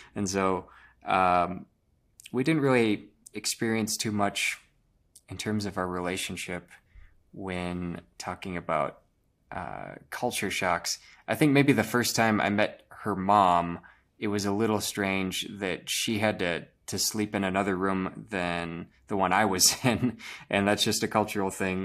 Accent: Rochester, Minnesota, United States; I'm from Rochester, Minnesota

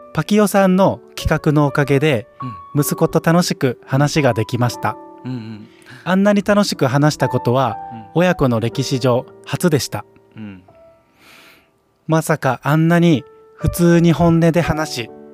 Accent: Kansai, Japan; 僕関西人ですけども

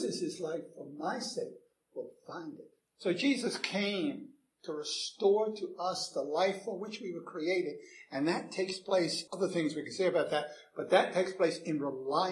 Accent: United States; I'm an American

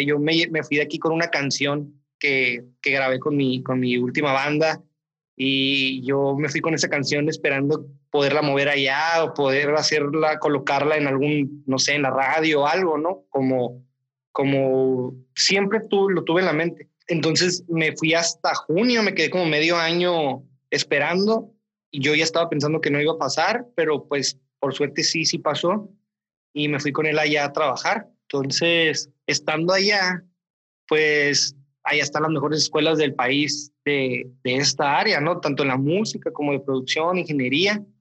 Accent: Mexicali, Baja California, Mexico; now in Mexicali, Mexico; Yo soy de aquí de Mexicali, del norte, entonces eh, es muy diferente la dinámica que hay con los profesores acá que allá.

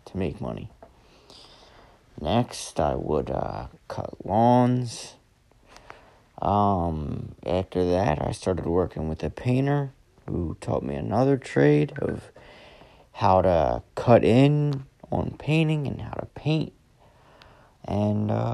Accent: right outside of Philadelphia, Pennsylvania, United States; I was born right outside of Philadelphia, or grew up out right outside of Philadelphia.

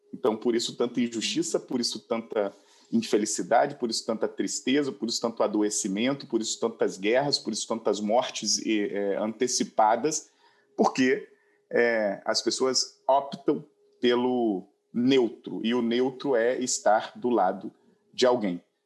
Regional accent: Macaé, Rio de Janeiro, Brazil; eu sou jornalista, nascido e criado em Macaé

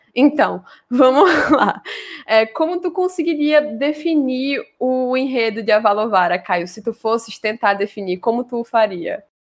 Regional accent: near Vitória de Santo Antão, interior of Pernambuco, Brazil; uma cidade aqui do interior de Pernambuco, inclusive muito próxima da cidade de onde eu cresci

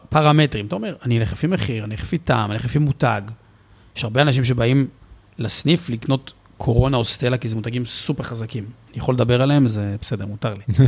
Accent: Israel; אנחנו ישראלים

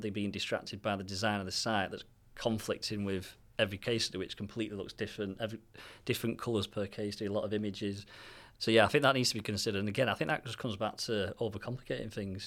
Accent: Manchester, North West England, United Kingdom; we're from Manchester

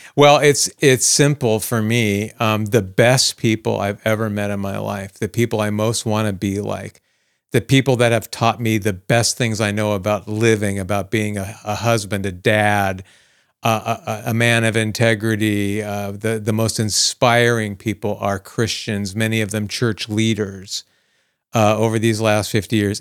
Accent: Arizona, United States; my life as a teenager growing up in Arizona

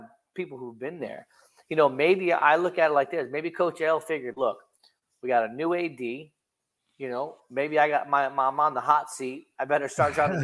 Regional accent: Rochester, New York, United States; I'm from Rochester

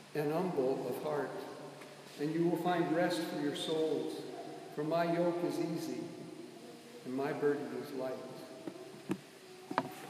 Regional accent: United States; I'm an American

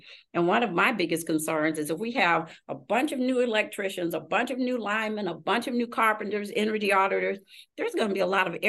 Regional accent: Missouri, United States; We're from Missouri. We have to see it to believe it.

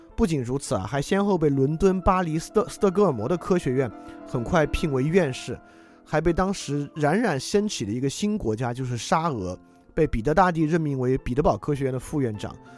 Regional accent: China; 对于我们中国人来讲

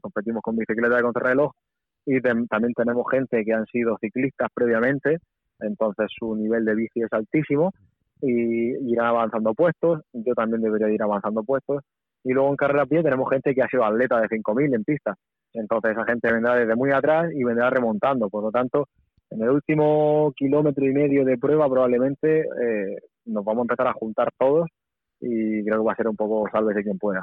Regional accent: Almería, Andalusia, Spain; moved away; de Almería, pues he mm. tenido la facilidad de, poder irme todo el mes de julio a casa a entrenar allí

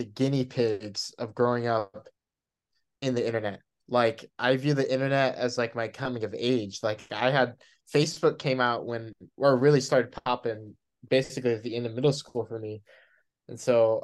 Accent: Texas, United States; I'm from Texas

